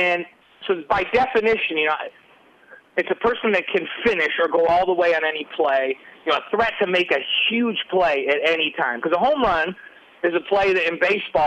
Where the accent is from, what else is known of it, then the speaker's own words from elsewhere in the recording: New York, United States; an LDS kid growing up in New York